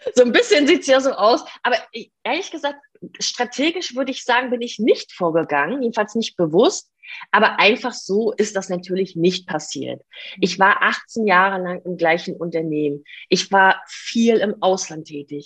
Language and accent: German; Stralsund, Mecklenburg-Vorpommern, Germany; moved away as an adult; also born or lived in Ireland; ich komme aus Stralsund und das liegt äh, in der ehemaligen DDR. Das heißt, ich durfte auch noch einen Teil meiner Kindheit in der DDR mit verbringen.